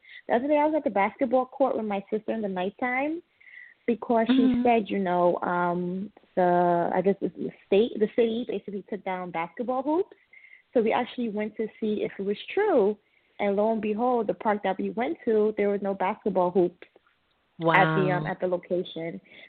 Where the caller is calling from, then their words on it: New York City, New York, United States; I'm calling from Queens.